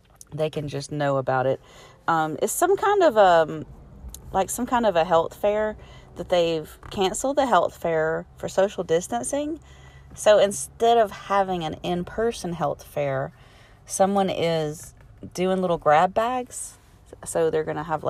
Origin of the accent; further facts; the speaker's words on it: Alabama, United States; I'm from Alabama